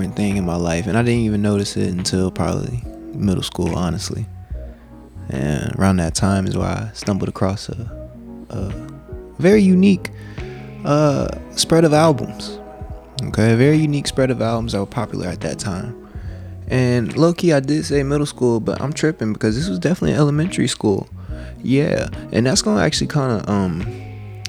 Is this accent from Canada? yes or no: no; Gwinnett, Atlanta, Georgia, United States; also born or lived in Mississippi; we gotta adapt to the Atlanta culture because we moved away from Mississippi. That's where your boy was born, and we moved here about when I was about 5, 6. You know, started living in Gwinnett